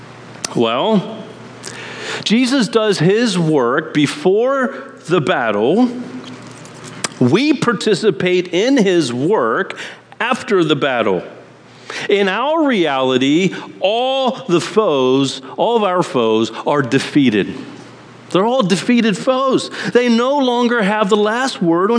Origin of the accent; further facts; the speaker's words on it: Amish country in Pennsylvania, United States; moved away; I grew up in Amish country in Pennsylvania